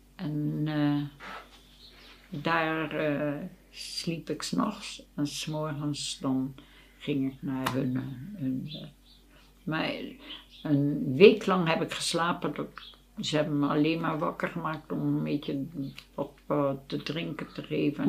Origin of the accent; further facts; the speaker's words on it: Rotterdam, South Holland, Netherlands; Ik ben opgegroeid in Rotterdam op de Beukersdijk